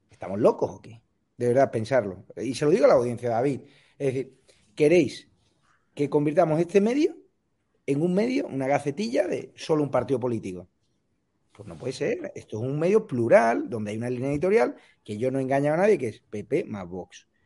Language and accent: Spanish; Marbella, Andalusia, Spain; En mi tierra, en Marbella